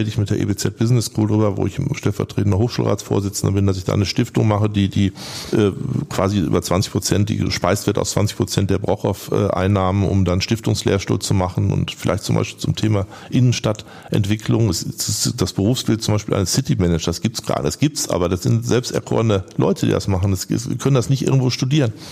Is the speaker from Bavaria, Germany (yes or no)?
no; North Rhine-Westphalia, Germany; Und habe ich immer von meiner Heimat, vom Ruhrgebiet erzählt